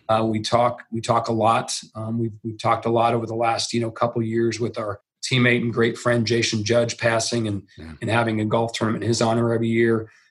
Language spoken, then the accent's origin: English; Nebraska, United States; moved away as an adult; also born or lived in Santa Monica, California; we're from Nebraska